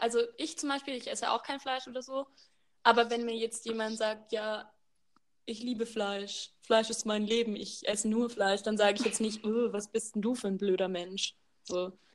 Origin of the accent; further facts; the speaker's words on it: Baden-Württemberg, Germany; moved away as an adult; now in Bavaria, Germany; ich studiere in Bayern und ich komme aus Baden-Württemberg